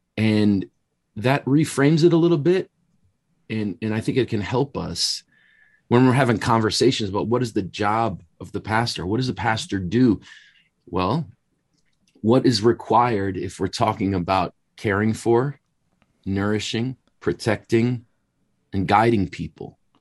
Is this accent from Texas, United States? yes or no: no; Wisconsin, United States; moved away as an adult; now in Chicago, United States; born and raised in Wisconsin, so just immediately north of Chicago, but moved down here in the mid-nineties